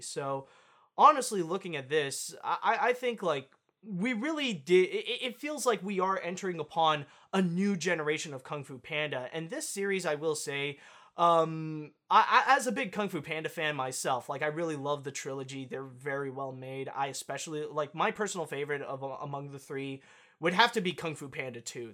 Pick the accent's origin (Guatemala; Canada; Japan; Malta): Canada; I am Canadian